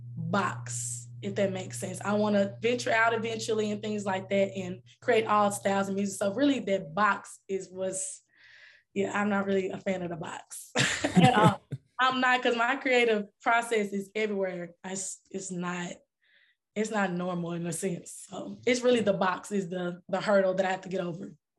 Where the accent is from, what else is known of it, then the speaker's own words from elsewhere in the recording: Dallas, Texas, United States; I'm from Dallas, Texas